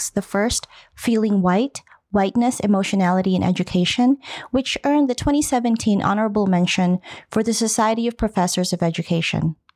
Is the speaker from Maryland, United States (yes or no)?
no; Portland, Oregon, United States; now in Colorado, United States; I came to Colorado from a liberal West Coast city you're from Los Angeles, I'm from Portland, Oregon.